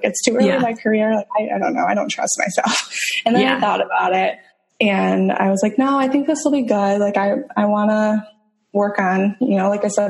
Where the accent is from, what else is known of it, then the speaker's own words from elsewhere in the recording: Michigan, United States; moved away as an adult; also born or lived in Toledo, Ohio / Tampa Bay, Florida; now in St. Petersburg, United States; I am originally from Michigan.